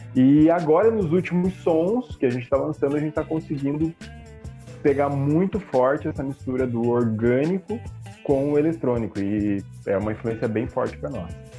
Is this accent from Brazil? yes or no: yes; Caçador, Santa Catarina, Brazil; moved away; Caçador, que é minha cidade natal